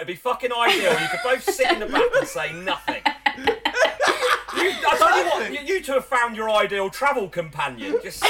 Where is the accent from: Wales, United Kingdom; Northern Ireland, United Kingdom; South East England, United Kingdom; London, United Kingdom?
South East England, United Kingdom; Southampton; I'm from Southampton.